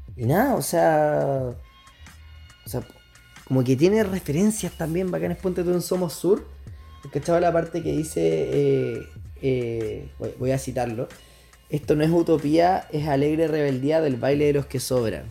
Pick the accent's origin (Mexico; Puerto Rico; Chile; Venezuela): Chile